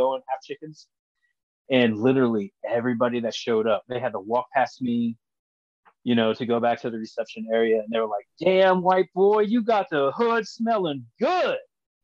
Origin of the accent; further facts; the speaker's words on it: Lima, Ohio, United States; I was born here in Lima, Ohio